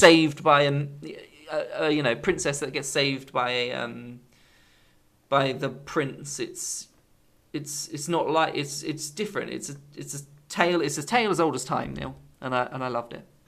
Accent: England, United Kingdom; being English

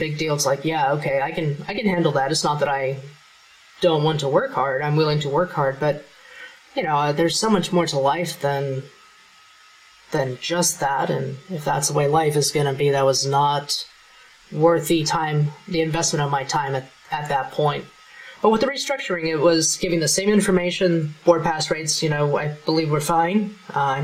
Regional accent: Kansas, United States; I'm from Kansas

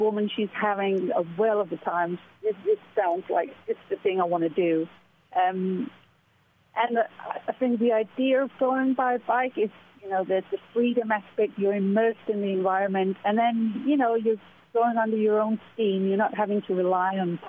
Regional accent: Denmark; moved away as an adult; also born or lived in United Kingdom; I'm originally from Denmark, but I've spent the last 16 years working and living in the UK as a pilot

